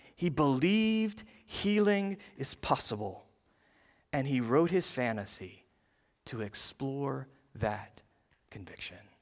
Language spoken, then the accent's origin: English; the South, United States; moved away as an adult; now in Ohio, United States; growing up in the South